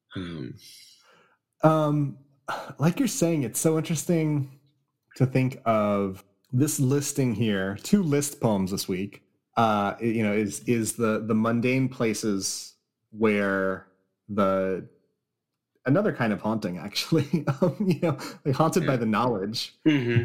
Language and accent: English; California, United States; I grew up in California